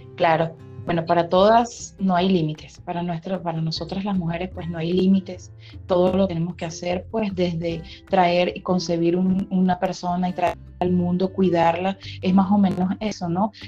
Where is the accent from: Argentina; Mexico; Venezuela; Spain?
Venezuela; moved away as an adult; also born or lived in Colombia / Peru; now in Brazil; Nosotros ya vamos a tener tres años que salimos de Venezuela.